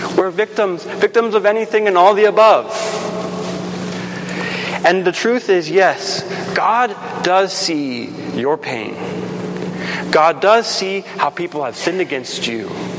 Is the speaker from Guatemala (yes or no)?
yes; Guatemala; When I grew up in Guatemala as a kid, I would come home from school and we'd always come to a stoplight.